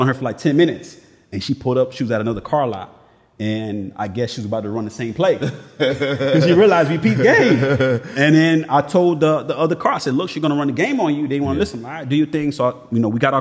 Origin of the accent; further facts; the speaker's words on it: Miami, Florida, United States; growing up in Miami